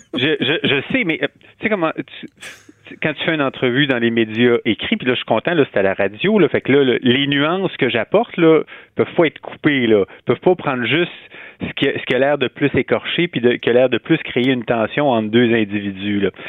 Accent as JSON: {"language": "French", "town": "Quebec City", "region": "Quebec", "country": "Canada", "tie": "born or raised there", "also_born_or_lived": "Montreal / Rouyn-Noranda / Hull", "said": "je suis né à Québec, j'ai grandi à Québec"}